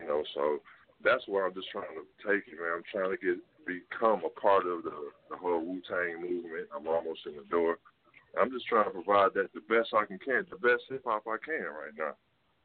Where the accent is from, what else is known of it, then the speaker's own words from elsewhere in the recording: Detroit, Michigan, United States; I'm from Detroit, Michigan